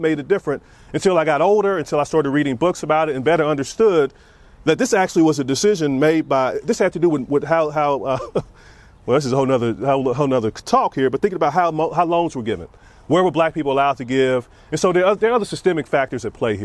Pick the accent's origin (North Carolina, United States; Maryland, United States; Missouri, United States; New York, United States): Missouri, United States; Kansas City; moved away as an adult; also born or lived in Iowa; I grew up in Kansas City, and so I grew up in the inner city